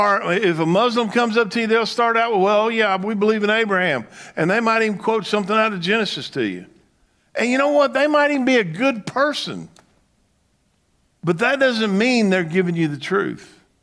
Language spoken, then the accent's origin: English; the South, United States; when I grew up in the South, and that it was called the Bible Belt.